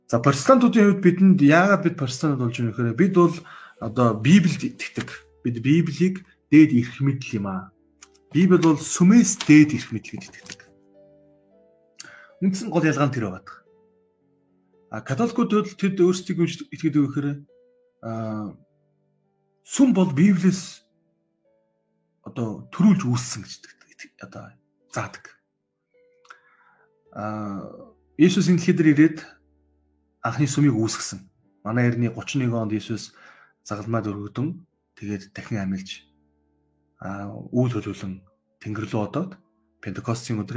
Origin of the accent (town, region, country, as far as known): Mongolia; born or raised there